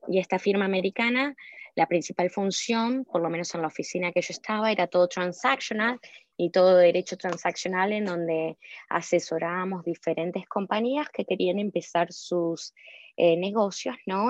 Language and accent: Spanish; Ciudad Jardín Lomas del Palomar, Buenos Aires Province, Argentina; moved away as an adult; now in Chicago, United States; yo soy de Ciudad Jardín, Palomar, no sé si conoces, cerca de Urlinga, en el noroeste de Buenos Aires. Así que sí, nací y me crié toda mi vida ahí en Ciudad Jardín.